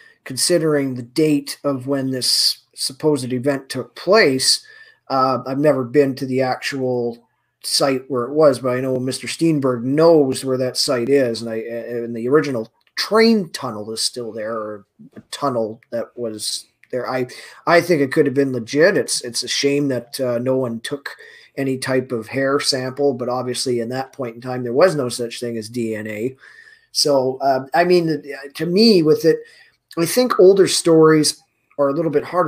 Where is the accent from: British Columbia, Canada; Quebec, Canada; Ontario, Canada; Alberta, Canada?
Alberta, Canada; Edmonton; my local football team is called the Eskimos, so that seems to be a hot issue here in my hometown